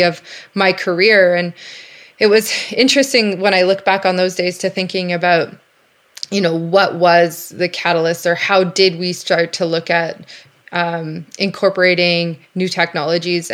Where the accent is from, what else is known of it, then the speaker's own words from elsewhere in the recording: Calgary, Alberta, Canada; I grew up in Calgary